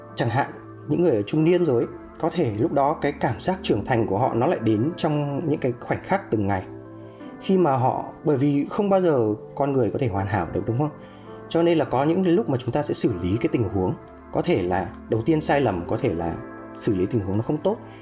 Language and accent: Vietnamese; Vietnam; quê hương mình đất nước mình